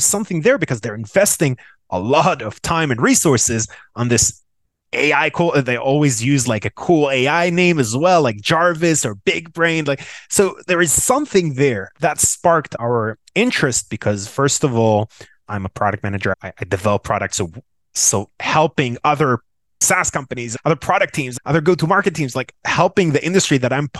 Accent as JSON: {"language": "English", "town": "Tel Aviv", "region": "Tel Aviv District", "country": "Israel", "tie": "born or raised there", "said": "born and raised in Tel Aviv, Israel"}